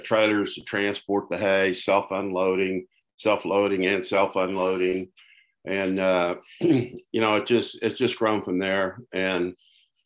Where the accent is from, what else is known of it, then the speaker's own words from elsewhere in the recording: Tulsa, Oklahoma, United States; also born or lived in Ada, Oklahoma; I was born and raised in Tulsa. Lived here all my life